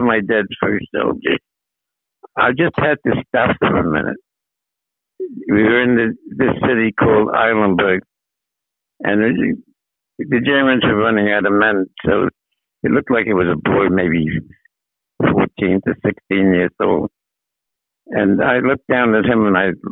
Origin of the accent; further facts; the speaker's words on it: New York City, New York, United States; moved away as an adult; also born or lived in Manhattan, New York; now in New Jersey, United States; The family moved to Brooklyn when I was 9 years old in 1935.